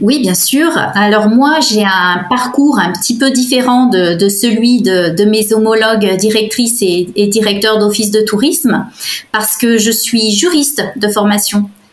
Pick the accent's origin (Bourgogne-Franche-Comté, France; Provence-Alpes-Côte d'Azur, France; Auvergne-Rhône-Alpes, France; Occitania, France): Auvergne-Rhône-Alpes, France; Savoie; l'environnement montagne dont, j'étais issue, parce qu'il faut savoir que je suis savoyarde de, naissance